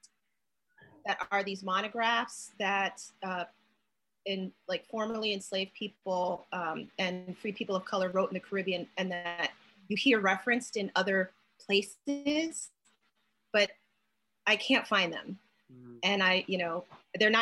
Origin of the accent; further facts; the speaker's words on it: New York City, New York, United States; someone who grew up in New York